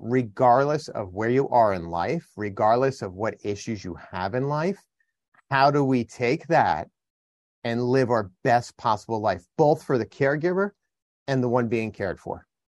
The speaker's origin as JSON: {"language": "English", "region": "New Jersey", "country": "United States", "said": "I'm from New Jersey"}